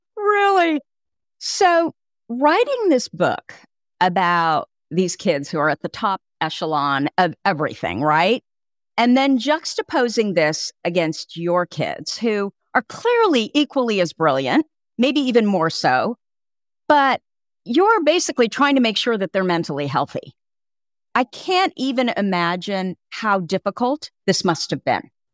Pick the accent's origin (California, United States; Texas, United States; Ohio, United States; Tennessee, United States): California, United States; Burlingame; also born or lived in Hillsborough, California / Petaluma, California; I grew up in Burlingame and Hillsboro, which isn't far from Palo Alto